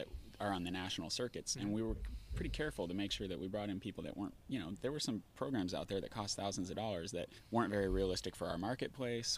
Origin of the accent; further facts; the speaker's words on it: Bellingham, Washington, United States; I'm from Bellingham, Washington.